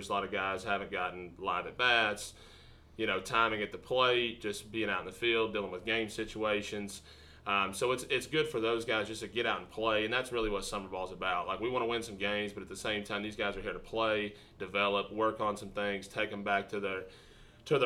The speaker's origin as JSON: {"language": "English", "region": "East Tennessee", "country": "United States", "also_born_or_lived": "Singapore / California / Mobile, Alabama", "moved": "as an adult", "lives_now": "Illinois, United States", "said": "I'm originally from East Tennessee"}